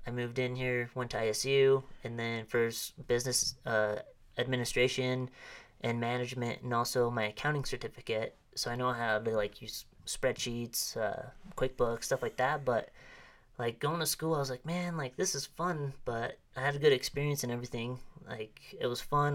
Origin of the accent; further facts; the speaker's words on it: Arimo, Idaho, United States; I grew up not too far from here